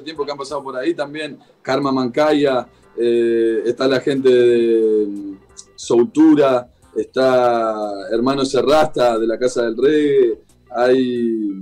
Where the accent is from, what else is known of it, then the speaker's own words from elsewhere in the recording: Salto, Uruguay; now in Montevideo, Uruguay; Yo soy de Salto, al norte de Uruguay, que es más enfrente a Concordia, sí. enfrente a la ciudad de Concordia. Pero hoy por hoy, hace varios años que vivo en Montevideo.